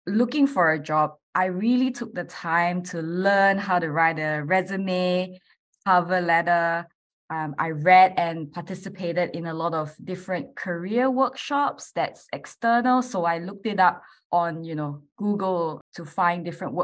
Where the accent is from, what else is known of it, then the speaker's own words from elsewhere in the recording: Malaysia; moved away as an adult; now in Adelaide, Australia; I'm originally from Malaysia, and I actually moved here about 11 years ago now to do my university